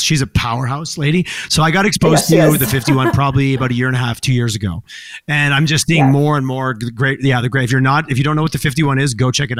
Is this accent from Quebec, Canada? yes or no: yes; Quebec, Canada; also born or lived in Montreal; now in Calgary, Canada; I grew up in Quebec and I lived in Montreal for quite a few years